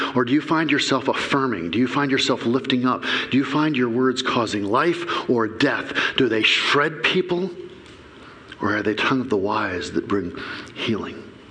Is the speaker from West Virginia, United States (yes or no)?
no; Flint, Michigan, United States; I grew up in Flint. Before you ever heard of it for its water stuff, we were the number one murder capital of the country.